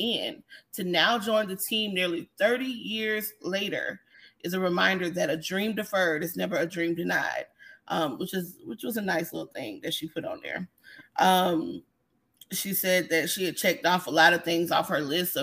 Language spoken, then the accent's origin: English; Milledgeville, Georgia, United States; now in Newton County, Georgia, United States; So I'm originally from Milledgeville. I currently live in Newton County